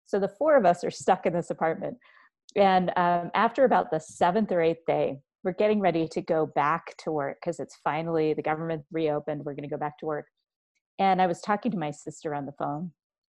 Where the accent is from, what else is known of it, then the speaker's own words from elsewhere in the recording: Washington, District of Columbia, United States; born there; now in Helena, United States; And I was actually born in Washington, D.C., but we moved around a lo